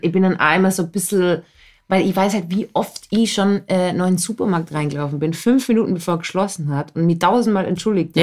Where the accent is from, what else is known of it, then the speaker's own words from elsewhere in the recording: Austria; ich bin ja keine typische Österreicherin.